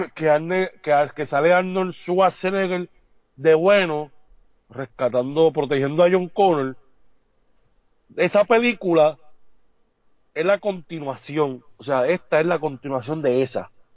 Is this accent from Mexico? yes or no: no; San Juan, Puerto Rico; yo salí de ahí, yo me crié ahí